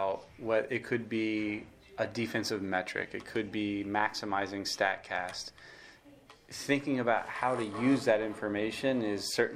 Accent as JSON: {"language": "English", "town": "Miami", "region": "Florida", "country": "United States", "tie": "born or raised there", "said": "I grew up in Miami, Florida"}